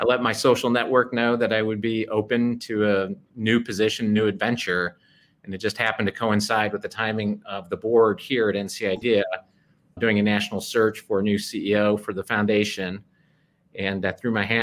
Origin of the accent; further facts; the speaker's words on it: Cleveland, Ohio, United States; now in North Carolina, United States; I more or less grew up around Northeast Ohio